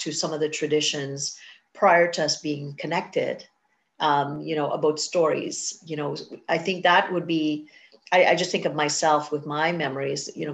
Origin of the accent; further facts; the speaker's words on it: Trinidad & Tobago; now in Canada; I'm from Trinidad